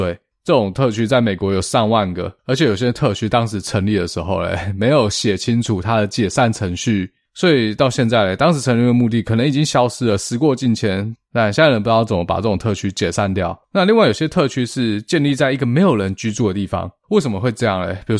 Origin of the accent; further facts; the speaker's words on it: Taiwan; 这在我们台湾人听起来就觉得非常荒唐哦，